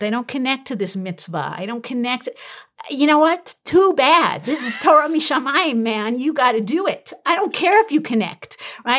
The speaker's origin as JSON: {"language": "English", "town": "New York City", "region": "New York", "country": "United States", "tie": "born or raised there", "moved": "yes", "said": "I'm from Brooklyn"}